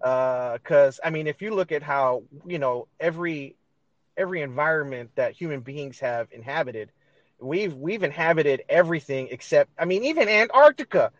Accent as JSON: {"language": "English", "town": "Los Angeles", "region": "California", "country": "United States", "tie": "born or raised there", "said": "I was born and raised here in L.A."}